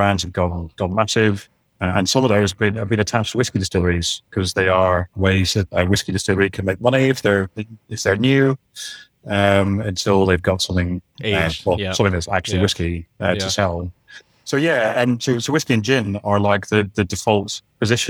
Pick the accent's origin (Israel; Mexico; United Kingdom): United Kingdom; Scotland; being Scottish